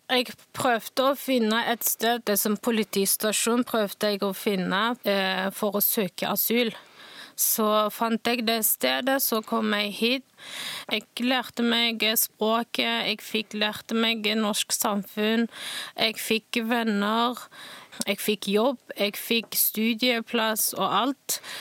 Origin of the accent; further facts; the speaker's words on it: Northwest China, China; Norwegian is a second language; now in Stavanger, Norway; jeg kommer fra Nordvest i Kina